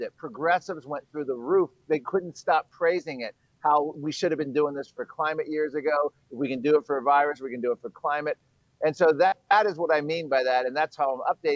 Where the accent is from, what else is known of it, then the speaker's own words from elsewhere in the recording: Virginia, United States; now I'm in Virginia. My home state is Virginia